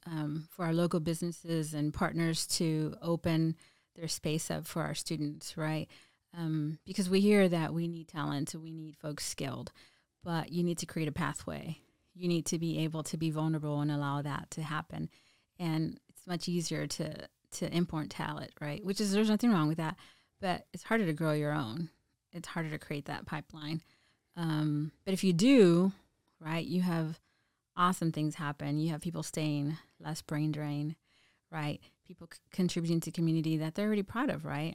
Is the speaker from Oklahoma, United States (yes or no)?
no; Mission, Texas, United States; moved away as an adult; now in San Antonio, United States; I'm from South Texas, all around here. Um, started at a border town south of, four hours south of here